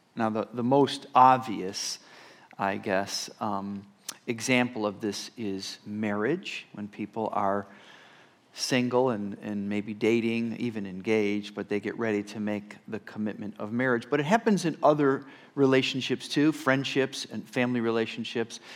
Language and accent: English; Rochester, New York, United States; moved away as an adult; also born or lived in Texas; being a senior pastor here, uh, in my hometown